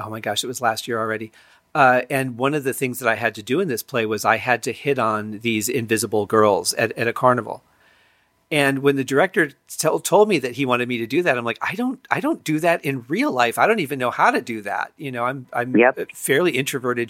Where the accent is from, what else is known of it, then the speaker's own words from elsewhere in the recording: just outside Detroit, Michigan, United States; you and I, we grew up just outside Detroit